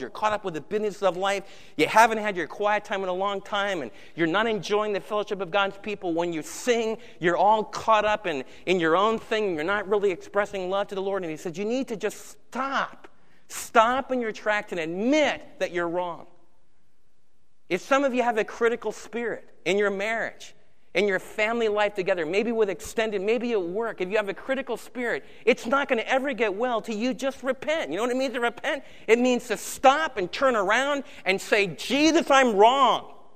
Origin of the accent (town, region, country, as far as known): United States